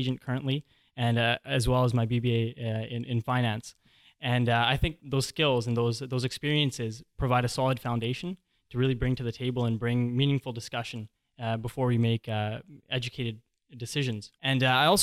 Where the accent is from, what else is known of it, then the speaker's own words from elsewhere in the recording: Squamish, British Columbia, Canada; growing up in Squamish and having a very diverse friend group